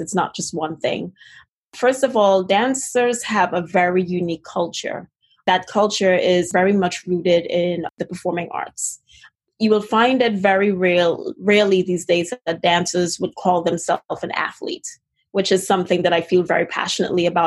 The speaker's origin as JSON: {"language": "English", "country": "Trinidad & Tobago", "moved": "yes", "said": "If you hear a little bit of an accent, it's originally because I'm originally from Trinidad and Tobago in the Caribbean"}